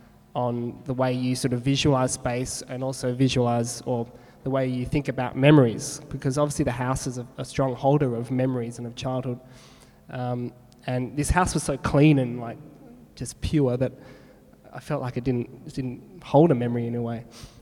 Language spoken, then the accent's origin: English; Perth, Western Australia, Australia; I think it comes from growing up in Perth.